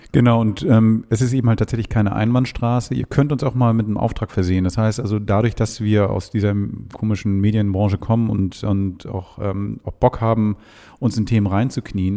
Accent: Hamburg, Germany; ich komme aus Hamburg

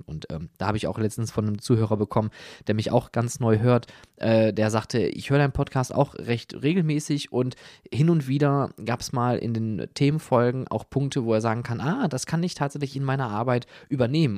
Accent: Germany; wir als Deutsche

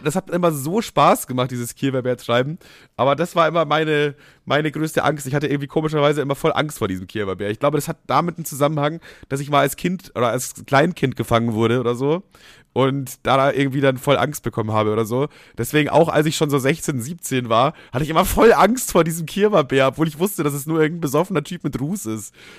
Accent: Bavaria, Germany; moved away; bei uns in Bayern, also ich wohne nicht mehr in Bayern, aber damals halt logischerweise

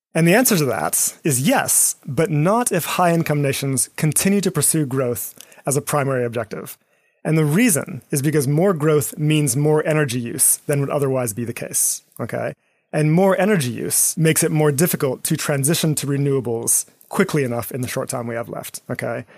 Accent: Eswatini; moved away; my backgrounds growing up in Eswatini in southern Africa

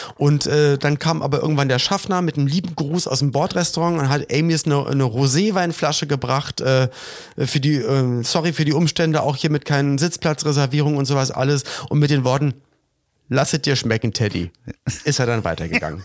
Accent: Germany; bei uns in Deutschland

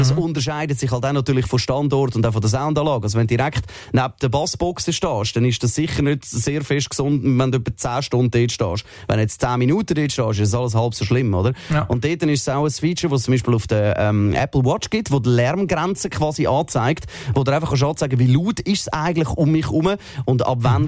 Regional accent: Switzerland; bei uns in der Schweiz

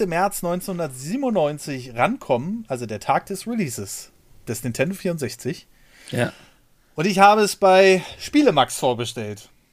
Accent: Germany; bei uns in Deutschland

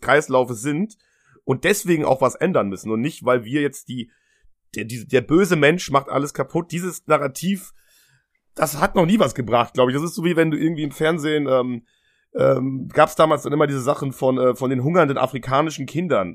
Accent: Germany; wir sind beide in Deutschland aufgewachsen

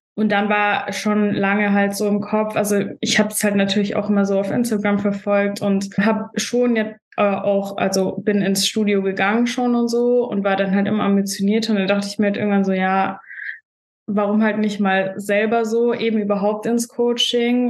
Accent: Stuttgart, Baden-Württemberg, Germany; moved away as an adult; now in Vienna, Austria; ich komme eigentlich aus Deutschland, aus Stuttgart und wohne auch erst seit zwei Jahren in Wien.

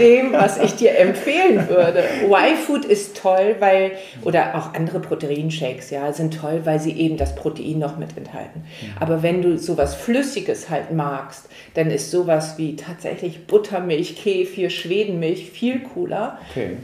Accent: Hamburg, Germany; dass ich in Hamburg geboren wurde

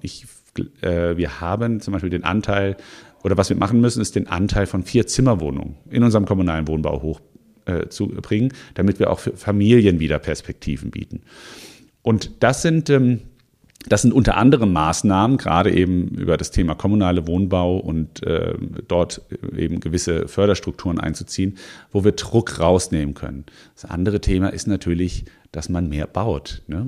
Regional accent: Offenbach district, Frankfurt area, Hesse, Germany; now in Mainz, Germany; ich bin im, äh, im Raum äh, Frankfurt aufgewachsen, im Kreis Offenbach fairerweise.

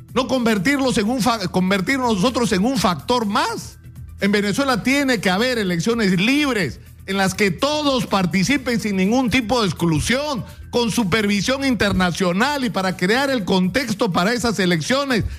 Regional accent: Peru; somos hoy los peruanos

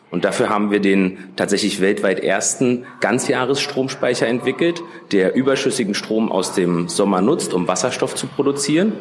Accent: Berlin, Germany; Ich bin geboren und aufgewachsen in Berlin

